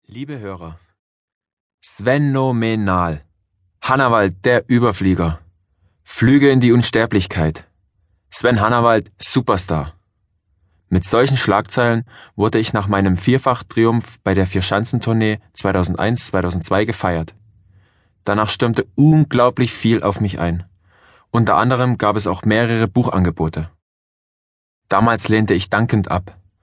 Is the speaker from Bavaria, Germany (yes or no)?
no; Johanngeorgenstadt, Saxony, Germany; moved away; also born or lived in Klingenthal / Black Forest; Uli und ich waren in Johanngeorgenstadt im Erzgebirge, wo ich aufgewachsen bin